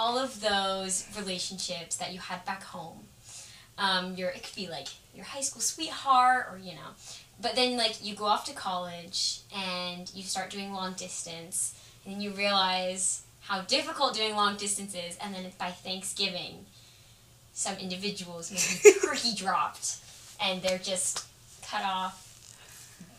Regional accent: Seattle, Washington, United States; I'm from Seattle, Washington.

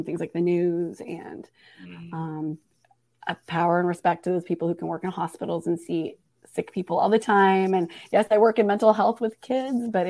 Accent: Portland, Oregon, United States; now in Raleigh, United States; from Portland is where I grew up

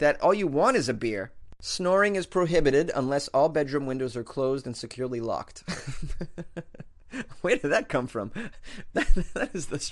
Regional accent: Massachusetts, United States; my home state of Massachusetts

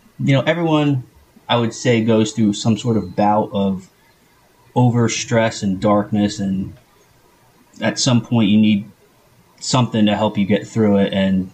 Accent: New Jersey, United States; Yeah, that's my mailing address was actually Hackettstown, but I lived in Morris County.

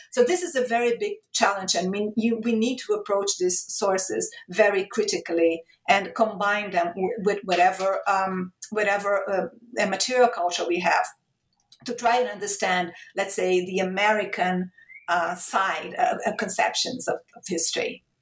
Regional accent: Rio de Janeiro, Brazil; moved away as an adult; also born or lived in Europe / Italy / Portugal; I moved to Brazil. I started working at my hometown state university, Rio de Janeiro State University.

